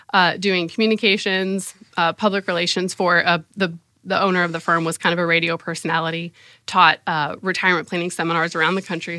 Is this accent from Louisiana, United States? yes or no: no; San Diego, California, United States; moved away as an adult; also born or lived in Oxford, Ohio / Indiana; I grew up in San Diego, California